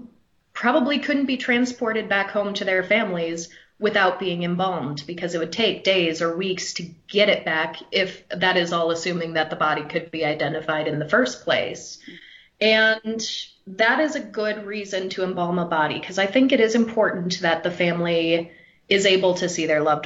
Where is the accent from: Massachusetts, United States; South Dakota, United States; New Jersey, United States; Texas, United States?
South Dakota, United States; I grew up in South Dakota